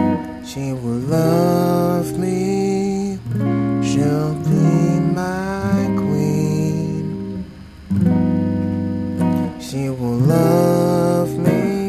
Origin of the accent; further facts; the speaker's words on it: York, Pennsylvania, United States; moved away as an adult; also born or lived in State College, Pennsylvania; now in Philadelphia, United States; I was born in State College, and then I, like, moved to York when I was, like, 5 or 6 years old.